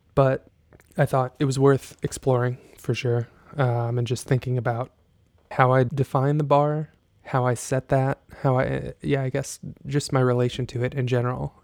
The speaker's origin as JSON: {"language": "English", "town": "Jasper", "region": "Texas", "country": "United States", "tie": "born or raised there", "moved": "yes", "said": "I grew up in Jasper, Texas"}